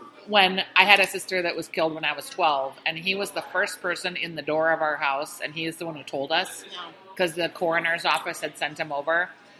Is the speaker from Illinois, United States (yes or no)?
no; Bloomington, Minnesota, United States; I grew up on Wally's in Bloomington. I lived right by there